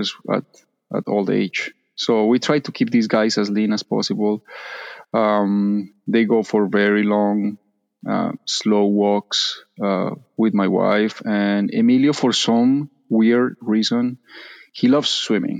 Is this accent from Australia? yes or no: no; Colombia; moved away; I'm from Colombia